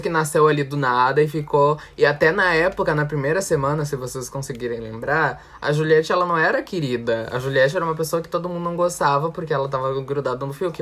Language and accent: Portuguese; South Region, Brazil; Eu e Maurício somos sulistas